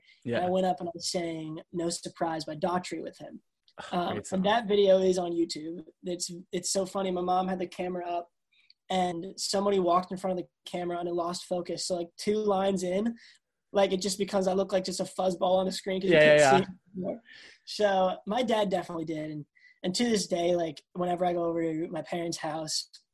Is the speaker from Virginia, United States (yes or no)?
no; Long Island, New York, United States; I'm from Long Island where nobody listens to country